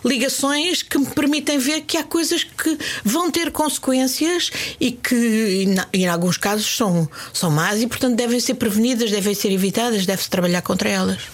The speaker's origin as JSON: {"language": "Portuguese", "region": "Lisbon", "country": "Portugal", "tie": "born or raised there", "also_born_or_lived": "Indonesia", "said": "quando era miúda, vivia em Benfica e fazia ginástica no Benfica."}